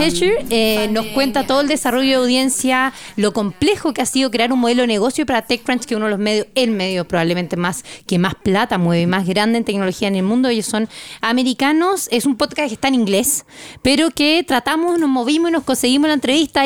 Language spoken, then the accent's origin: Spanish; Chile; nosotros como chilenos